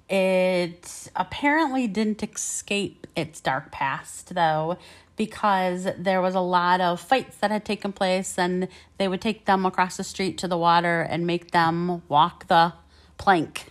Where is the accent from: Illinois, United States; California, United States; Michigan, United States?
Michigan, United States; we were from, and we said Michigan.